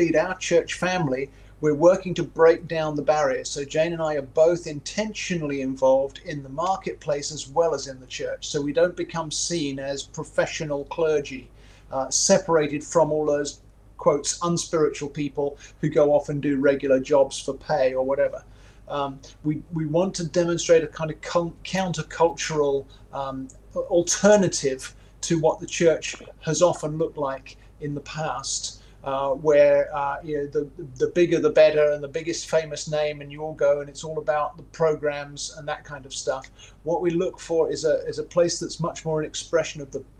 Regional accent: England, United Kingdom; moved away as an adult; also born or lived in Toronto, Canada; now in Myrtle Beach, United States

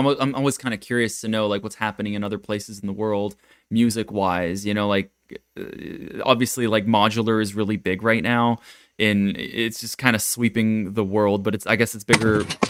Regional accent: Japan; moved away; I come from Japan where everyone's kind of stuck in the 90s or 80s.

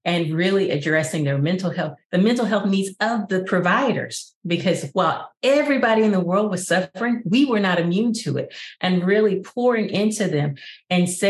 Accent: Arkansas, United States; I was from Arkansas and that I lived in Maya Angelou's home

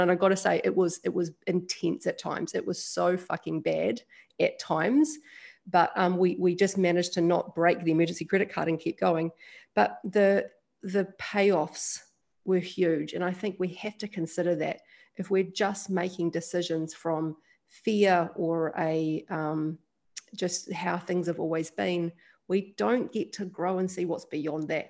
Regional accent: New Zealand; also born or lived in Australia; now in Bali, Indonesia; I'm a Kiwi and I live in Bali. Yeah, New Zealander.

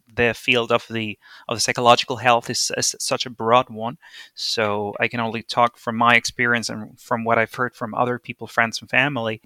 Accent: Venezuela; moved away as an adult; also born or lived in Bingen am Rhein, Germany; now in Berlin, Germany; I am originally from Venezuela. I was born and raised there

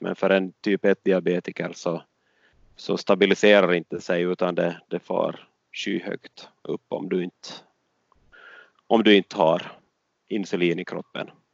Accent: Åland, Finland; moved away as an adult; det som jag är van med från Åland

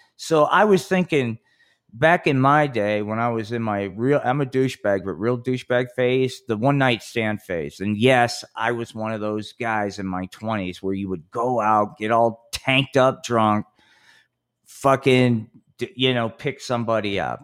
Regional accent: Atlantic City, New Jersey, United States; my hometown, Atlantic City.

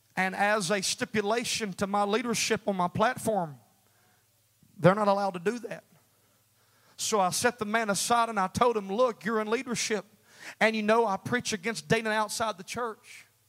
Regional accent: United States; we're American

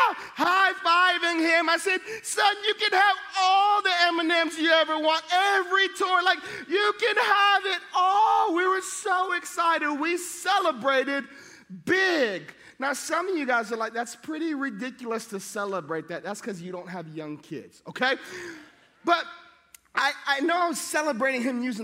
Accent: Hawaii, United States; All my kids have Hawaiian names because I'm from Hawaii

